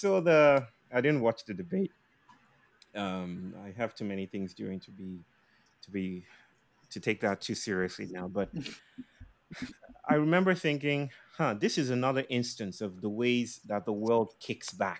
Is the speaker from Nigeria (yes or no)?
yes; Nigeria; now in India; I'm a Nigerian. I'm a Nigerian living in India.